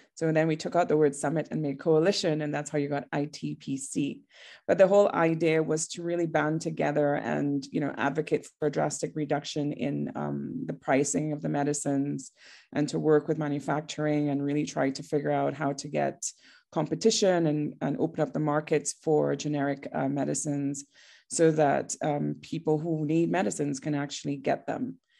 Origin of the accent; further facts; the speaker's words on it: Trinidad & Tobago; now in Johannesburg, South Africa; I am from Trinidad originally, which is a very tiny island in the Caribbean